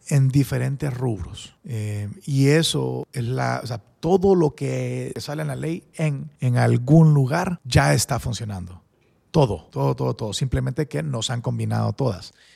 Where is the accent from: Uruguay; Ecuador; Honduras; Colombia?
Honduras; San Pedro Sula, Cortés; also born or lived in Spain; yo crecí en San Pedro